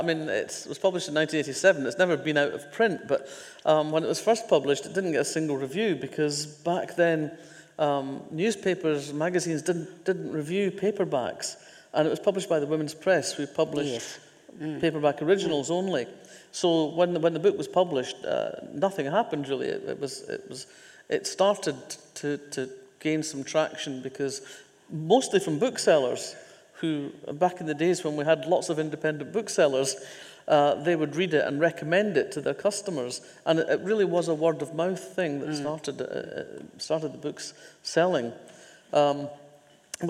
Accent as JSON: {"language": "English", "area": "Fife", "region": "Scotland", "country": "United Kingdom", "tie": "born or raised there", "also_born_or_lived": "Oxford", "said": "I grew up in mining villages in Fife."}